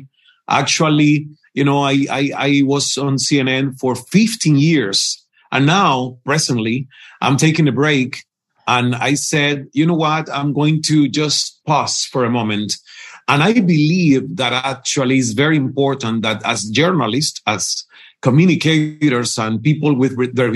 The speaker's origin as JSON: {"language": "English", "country": "Cuba", "also_born_or_lived": "Toronto, Canada", "first_language": "Spanish", "second_language": "English", "moved": "as an adult", "said": "I learned English when I was already 29 and I got from Cuba to Toronto."}